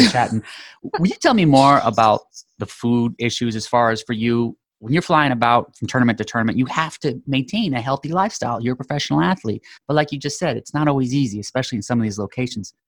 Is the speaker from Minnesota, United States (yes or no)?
no; Phoenix, Arizona, United States; Arizona, my home state